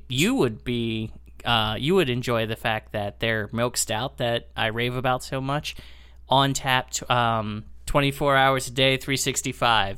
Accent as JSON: {"language": "English", "town": "Lancaster", "region": "Pennsylvania", "country": "United States", "tie": "born or raised there", "moved": "yes", "lives_now": "Chicago area, United States", "said": "my hometown of Lancaster, Pennsylvania"}